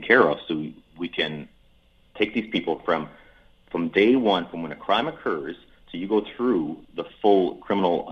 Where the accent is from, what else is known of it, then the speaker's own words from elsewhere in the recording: Edmonton, Alberta, Canada; my hometown here of Edmonton